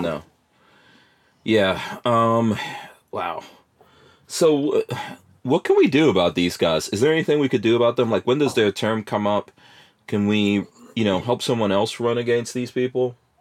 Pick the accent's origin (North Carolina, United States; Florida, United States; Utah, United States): Florida, United States; we're all from Florida today. Uh, I think, yeah, we're all Floridians here today